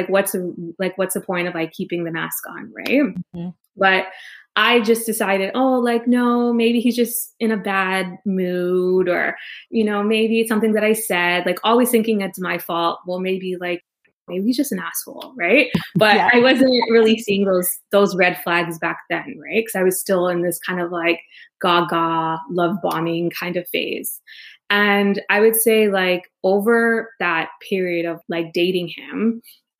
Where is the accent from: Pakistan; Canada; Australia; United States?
Canada; Toronto, Ontario; moved away as an adult; also born or lived in Trinidad; I was born in Toronto, Canada, both my parents are from Trinidad.